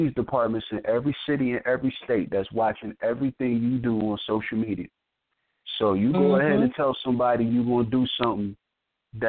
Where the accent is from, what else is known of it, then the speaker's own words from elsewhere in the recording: New Jersey, United States; I'm from Jersey